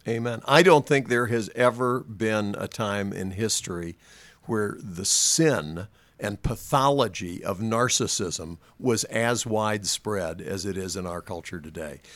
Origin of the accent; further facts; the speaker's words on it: North Carolina, United States; moved away; I was from North Carolina